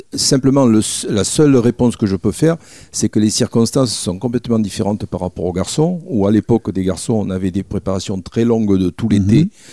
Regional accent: Mont-de-Marsan, Nouvelle-Aquitaine, France; also born or lived in Bordeaux; que j'avais basé à Mont-de-Marsan parce que j'étais de Mont-de-Marsan

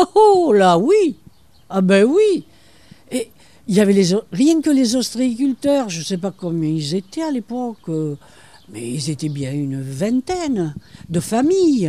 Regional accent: Bordeaux, Nouvelle-Aquitaine, France; moved away as an adult; also born or lived in Bassens, Gironde; now in Cap Ferret, France; je suis née à Bassins, girondins ah. Je suis une Girondine et puis école, collège, tout ça, c'est Bordeaux.

